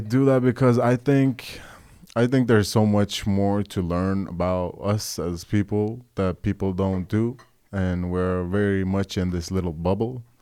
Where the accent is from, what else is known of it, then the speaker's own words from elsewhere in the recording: Oslo, Norway; I'm a musician from Norway, born and raised